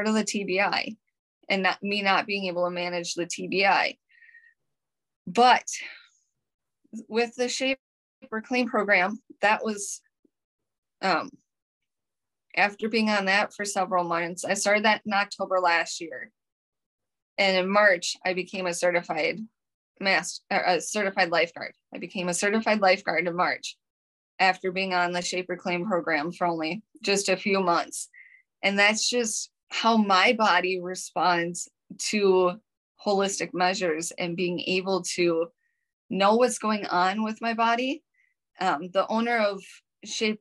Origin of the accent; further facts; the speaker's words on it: Minnesota, United States; accent: Minnesotan; I'm from Minnesota. Mm-hmm. And I've been told I've got the Minnesotan accent